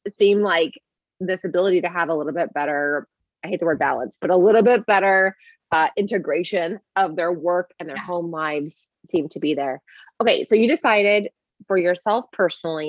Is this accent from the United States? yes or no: yes; Bay Area, California, United States; But I grew up in the Bay Area and around Google, I mean, like down the street from Google